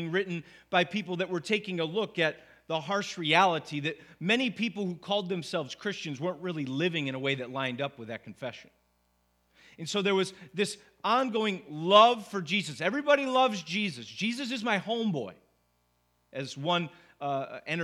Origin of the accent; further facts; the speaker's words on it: Syracuse, New York, United States; also born or lived in Wolcott, New York; come back to Syracuse to plant a church here in my hometown.